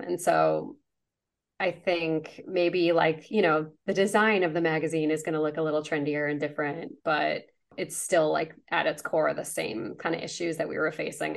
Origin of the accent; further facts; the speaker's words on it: Chicago suburbs, Illinois, United States; I grew up in the Chicago suburbs.